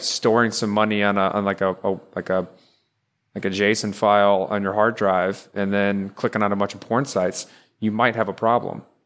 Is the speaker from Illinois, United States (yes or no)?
no; Texas, United States; moved away as an adult; now in Maryland, United States; I live in Maryland. I'm close to Fort Meade, up a little above DC. I used to, we're all from Texas, but I moved up here for a job